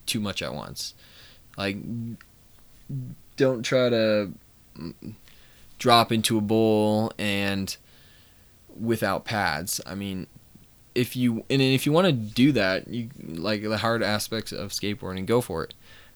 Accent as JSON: {"language": "English", "region": "Colorado", "country": "United States", "said": "I'm 19, I'm from Colorado"}